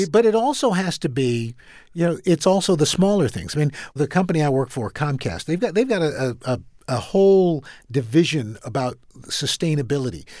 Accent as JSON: {"language": "English", "town": "New York City", "region": "New York", "country": "United States", "tie": "born or raised there", "also_born_or_lived": "Brooklyn, New York", "said": "I am from Queens, New York. I, we lived in Brooklyn for a little bit, but most of my time was, was spent in Queens."}